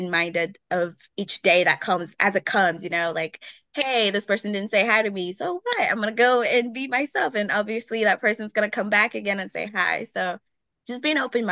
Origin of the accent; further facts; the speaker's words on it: Nigeria; now in Milwaukee, United States; Growing up in Nigeria